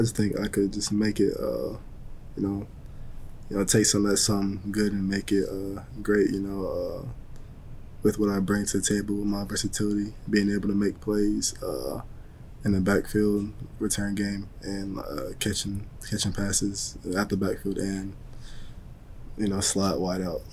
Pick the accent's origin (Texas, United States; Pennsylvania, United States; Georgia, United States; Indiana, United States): Georgia, United States; Dalton; moved away as an adult; also born or lived in Atlanta / Tuscaloosa, Alabama; now in Detroit, United States; my hometown at, uh, in Dalton